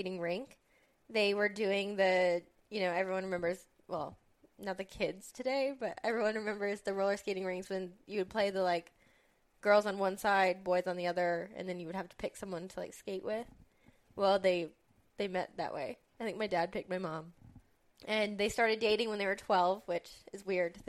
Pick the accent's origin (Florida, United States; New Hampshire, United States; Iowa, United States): Iowa, United States; West Des Moines; I'm from West Des Moines, Iowa, where I was born and raised.